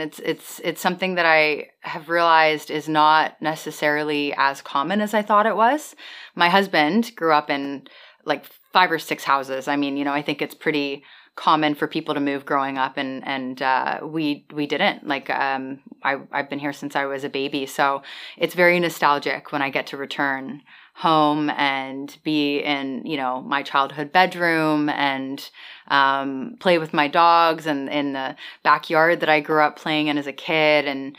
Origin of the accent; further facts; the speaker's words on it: Bermuda; location of Bermuda is just really fascinating when you consider that we're so close to the States, but we're a British colony, but we're often considered part of the Caribbean just because of, you know, how tropical we are